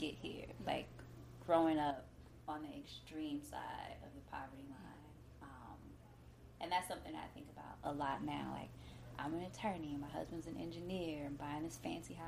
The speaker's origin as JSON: {"language": "English", "town": "Detroit", "region": "Michigan", "country": "United States", "tie": "born or raised there", "said": "I grew up really poor in Detroit"}